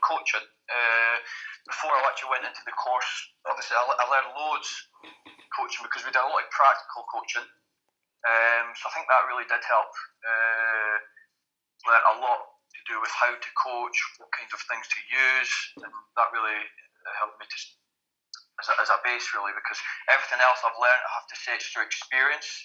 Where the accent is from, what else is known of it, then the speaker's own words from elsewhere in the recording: Selkirk, Scotland, United Kingdom; accent: Scottish; moved away as an adult; also born or lived in Edinburgh, Scotland / New York, United States / France; now in Belgium; I was brought up in the Borders, started my rugby there, and then moved to Edinburgh to study